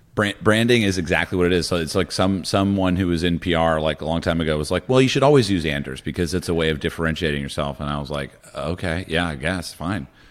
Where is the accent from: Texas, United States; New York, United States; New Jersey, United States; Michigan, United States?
New Jersey, United States; Morristown; moved away; also born or lived in Laurel Canyon, Los Angeles; I'm also from New Jersey.